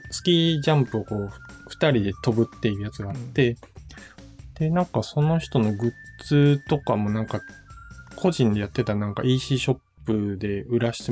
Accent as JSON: {"language": "Japanese", "region": "Osaka", "country": "Japan", "tie": "born or raised there"}